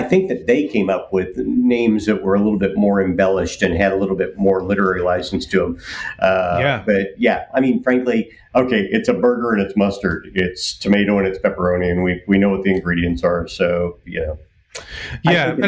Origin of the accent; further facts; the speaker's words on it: Kansas, United States; I'm from Kansas